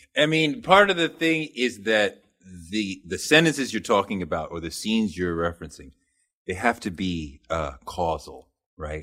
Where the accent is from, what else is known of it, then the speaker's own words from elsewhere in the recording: United States; as American men